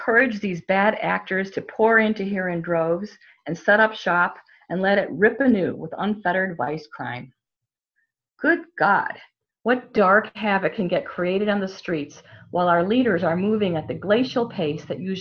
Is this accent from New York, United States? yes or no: no; Chicago, Illinois, United States; moved away; As an Irish American whose grandfather, 3 uncles, and 3 cousins were policemen in Chicago, where I'm from